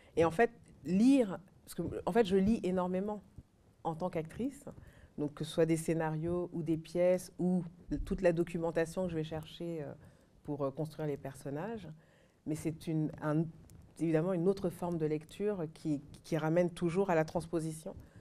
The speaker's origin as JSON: {"language": "French", "country": "France", "tie": "born or raised there", "also_born_or_lived": "Mali", "said": "j'ai grandi en France"}